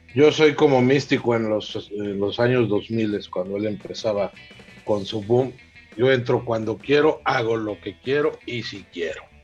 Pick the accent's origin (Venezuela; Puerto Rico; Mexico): Mexico